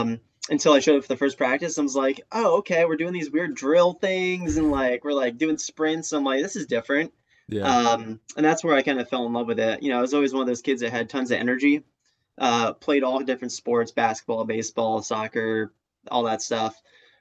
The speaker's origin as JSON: {"language": "English", "region": "East Coast", "country": "United States", "tie": "born or raised there", "said": "predominantly I grew up on the East Coast."}